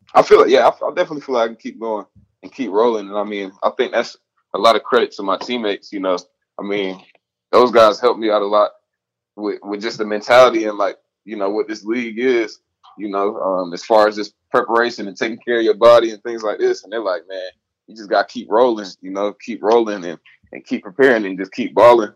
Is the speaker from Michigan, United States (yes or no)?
no; Atlanta, Georgia, United States; I'm from the South. I'm from Atlanta